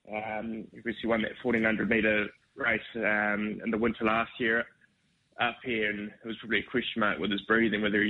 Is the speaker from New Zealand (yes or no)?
yes; New Zealand; moved away as an adult; now in Brisbane, Australia; I'm obviously from New Zealand, worked for Stephen Marsh over there